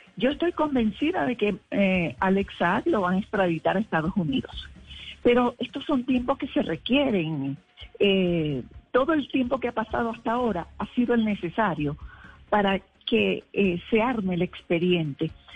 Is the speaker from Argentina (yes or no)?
no; Venezuela; moved away as an adult; now in Colombia